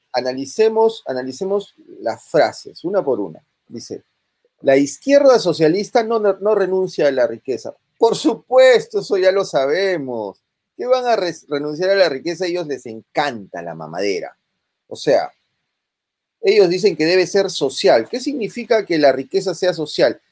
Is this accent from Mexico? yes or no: no; Peru; En el Perú